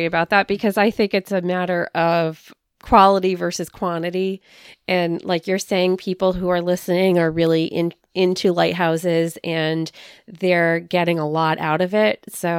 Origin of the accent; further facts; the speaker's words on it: San Francisco, California, United States; I'm originally from the Bay Area of California, so outside of San Francisco.